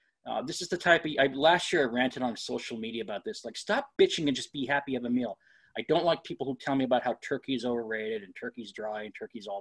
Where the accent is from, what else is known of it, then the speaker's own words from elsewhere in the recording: Northeast, United States; I'm from the Northeast.